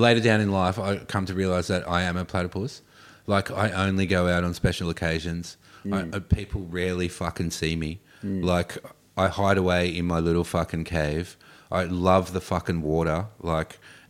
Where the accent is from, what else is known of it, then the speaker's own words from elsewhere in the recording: Gold Coast, Queensland, Australia; I was in transition from Gold Coast skater kid to being a hippie.